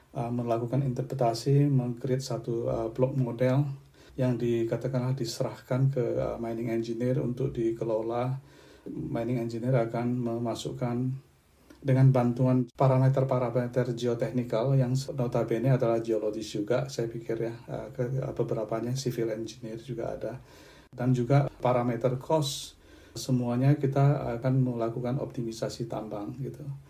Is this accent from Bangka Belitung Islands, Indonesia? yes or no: yes; Belinyu, Bangka Belitung Islands, Indonesia; moved away as an adult; also born or lived in Palembang; now in Perth, Australia; Saya menjalani masa remaja saya di satu pulau yang relatif kecil, di Pulau Bangka